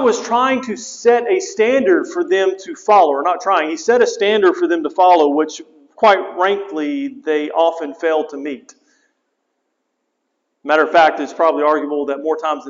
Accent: United States; I'm proud to be an American

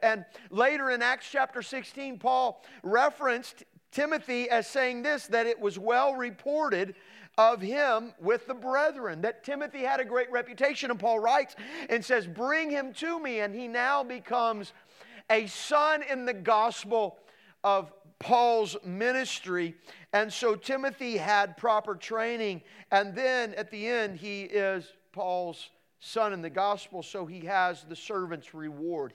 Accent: Midwest, United States; So I grew up in the Midwest, and here I am in the Midwest.

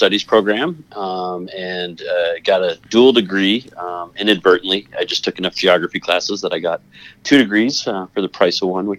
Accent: Toledo, Ohio, United States; born there; also born or lived in Connecticut / California; So I was born in Ohio, just outside of Toledo, Ohio, in 1973. And my dad's job moved us around a lot. So I've lived in Connecticut and California, Ohio, et cetera.

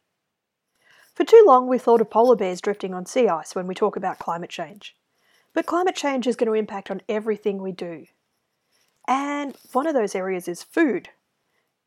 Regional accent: Victoria, Australia; also born or lived in Melbourne; my home state of Victoria

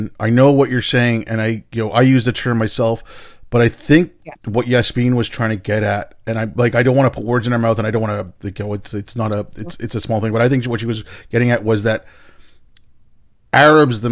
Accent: Montreal, Quebec, Canada; also born or lived in India / Vancouver, Canada; my family moved to Canada when I was six

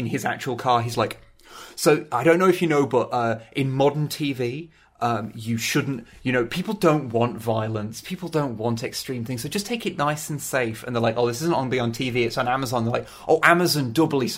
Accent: England, United Kingdom; I'm English

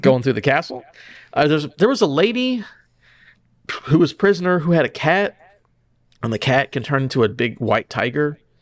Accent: United States; as an American

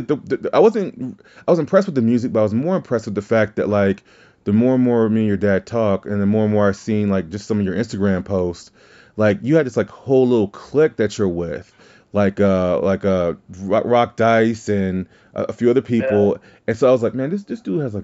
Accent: Deep South, United States; I am from the South, the Deep South.

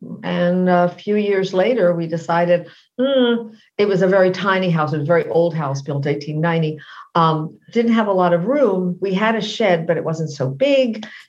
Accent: D.C., District of Columbia, United States; moved away as an adult; also born or lived in South Carolina / New York City; I was born originally in South Carolina, raised outside of Washington, D.C., moved to New York in 1968.

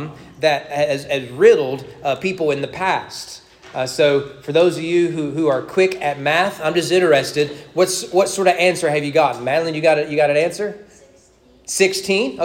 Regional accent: Owen County, Kentucky, United States; we grew up in Owen County

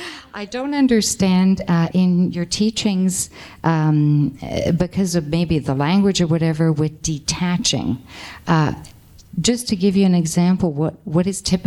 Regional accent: Canada; I come from Canada, so there's snow up to your knees

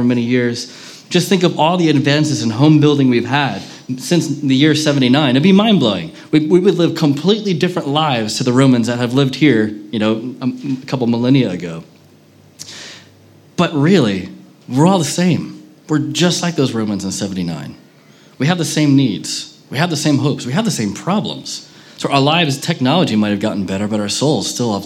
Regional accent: United States; now in Manchester, United Kingdom; especially as an American

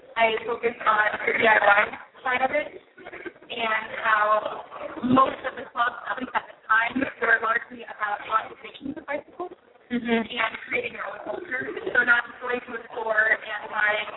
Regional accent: Alaska, United States; moved away as an adult; now in Portland, United States; I grew up in Alaska

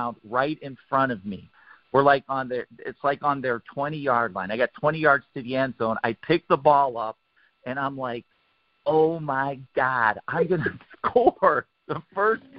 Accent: Warren, Ohio, United States; also born or lived in Cincinnati, Ohio; I grew up in Warren, Ohio

